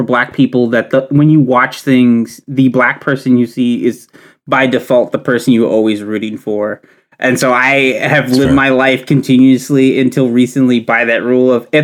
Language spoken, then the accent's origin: English; Louisville, Kentucky, United States; I'm from the Highlands of Louisville, Kentucky